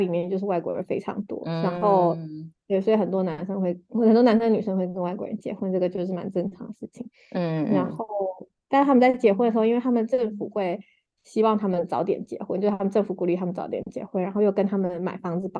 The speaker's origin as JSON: {"language": "Chinese", "country": "Taiwan", "tie": "born or raised there", "also_born_or_lived": "China", "moved": "as an adult", "lives_now": "Singapore", "said": "然后我现在人在新加坡，然后我是土生土长的台湾人，然后在呃台湾跟中国还有新加坡工作过"}